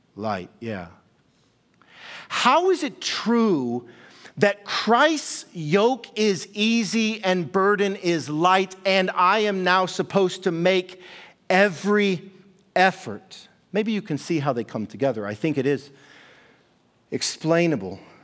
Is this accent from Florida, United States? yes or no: no; Kansas City, Missouri, United States; moved away; I was born and raised in Kansas City, Missouri